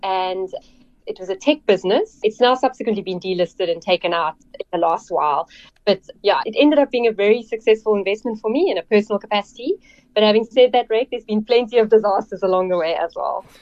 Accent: Cape Town, Western Cape, South Africa; I grew up in Cape Town, actually in the northern suburbs of Cape Town

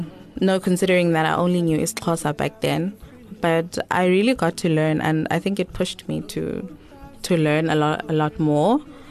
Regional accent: Cape Town, Western Cape, South Africa; also born or lived in East London, Eastern Cape, South Africa; So I am originally from East London, but I moved to Cape Town, I think, when I was doing grade 3.

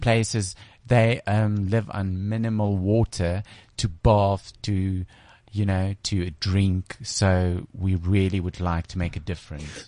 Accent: Bloemfontein, Free State, South Africa; I come from Bloemfontein. It's my hometown. It's like Free State.

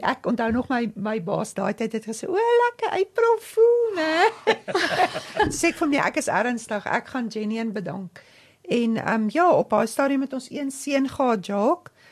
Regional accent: Odendaalsrus, Free State, South Africa; ek kom van die Vrystaat af. Ek is in Oondalsrus gebore.

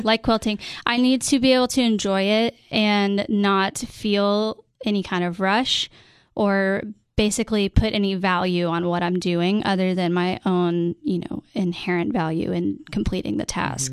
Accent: Cookeville, Tennessee, United States; also born or lived in Nashville, Tennessee / Washington, D.C.; come back to my hometown

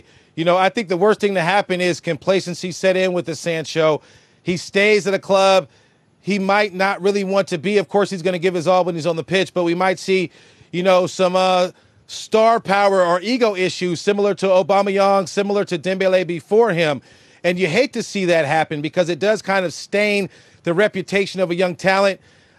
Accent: United States; moved away as an adult; now in Berlin, Germany; as an American

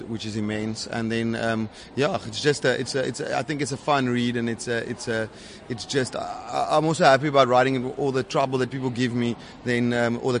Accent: Durbanville, Western Cape, South Africa; in Cape Town, in Durbanville, which is really nice because it's my hometown as well

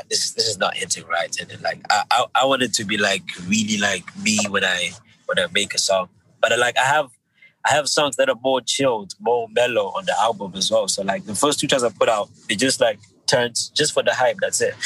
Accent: Zimbabwe; now in United Kingdom; I grew up in Zim, I have like, you know, like Zimbabwean experiences

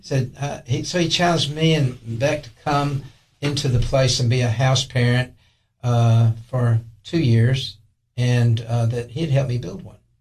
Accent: Tylertown, Mississippi, United States; now in Allgood, Tennessee, United States; i grew up in a little town called tylertown mississippi

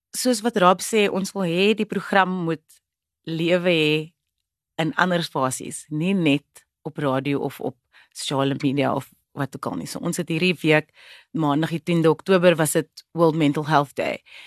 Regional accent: Cape Town, Western Cape, South Africa; first language Afrikaans; 'n breinmens van 'n plek soos die Kaapse vlakte, Bontebal spesifiek

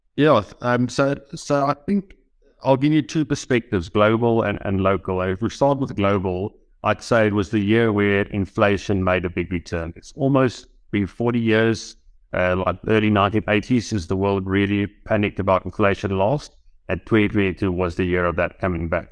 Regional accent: South Africa; as a South African investor, given that we have coal mining businesses here

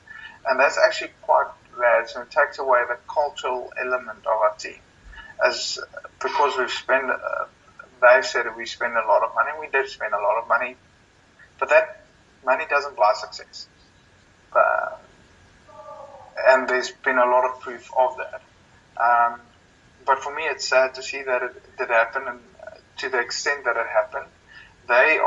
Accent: South Africa; moved away as an adult; also born or lived in London; as a South African

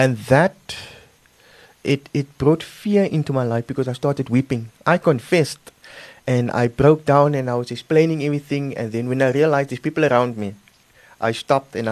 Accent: Cape Town, Western Cape, South Africa; moved away; I'm originally from Cape Town

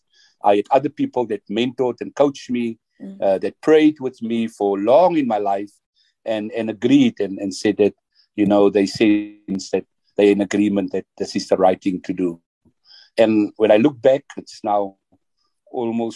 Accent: Worcester, Western Cape, South Africa; I was born in Worcester, grew up in Worcester.

